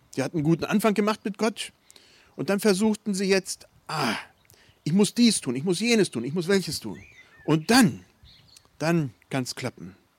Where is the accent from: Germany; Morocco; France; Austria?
Germany; Bei uns in Deutschland